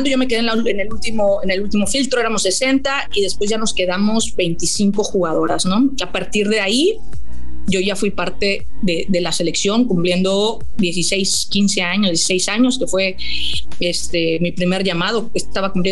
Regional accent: Cancún, Quintana Roo, Mexico; crecimos en una, aquí en Cancún, en era un pueblito, era un, lugar, yo nací en Cancún, una ciudad pequeñita

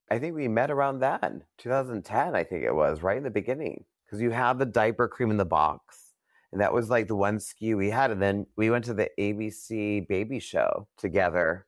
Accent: New York, United States; now in Los Angeles, United States; I'm from New York. I moved here.

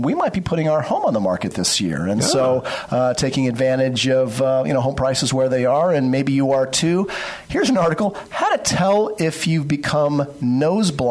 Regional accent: Novato, California, United States; I hail from Novato

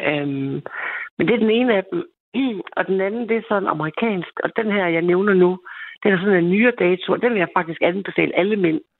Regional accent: East Jutland, Central Denmark Region, Denmark; Og så er jeg hende fra Østjylland.

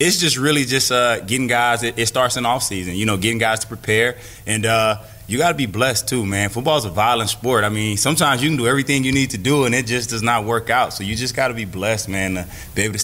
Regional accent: Florida, United States; I'm from Florida

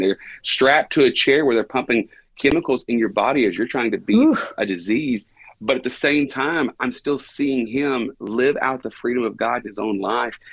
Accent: Buna, Texas, United States; born and raised and have never moved out of the unincorporated township of Buna, Texas.

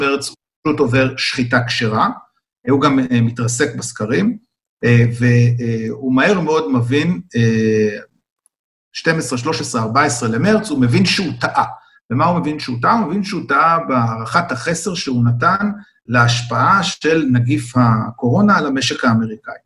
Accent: Israel; אני ישראלי

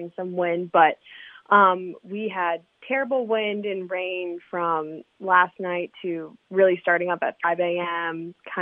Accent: Baltimore, Maryland, United States; now in Charleston, United States; I'm originally from Baltimore, Maryland

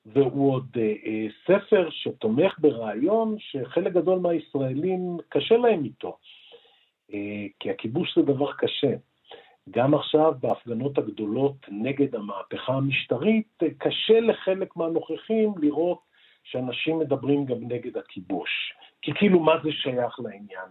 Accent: Israel

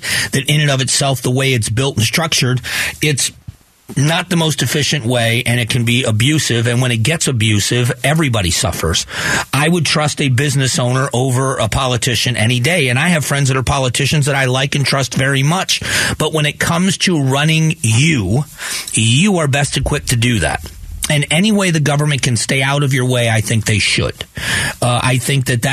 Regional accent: Southwest Florida, United States; now in Arizona, United States; I grew up in Southwest Florida.

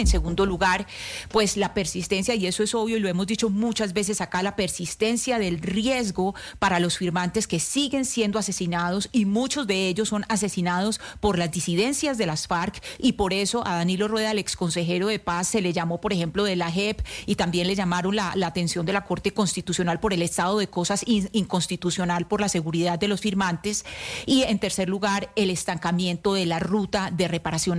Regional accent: Colombia; somos los colombianos

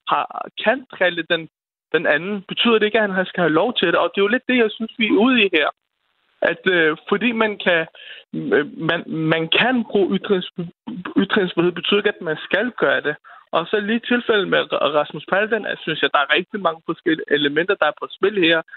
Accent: Denmark; vi som danskere

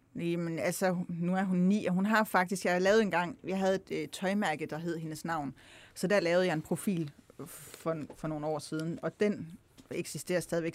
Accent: Himmerland, North Jutland, North Denmark Region, Denmark; moved away as an adult; also born or lived in Copenhagen; now in Kolding, Denmark; er opvokset i Nordjylland, Himmerland, helt opad

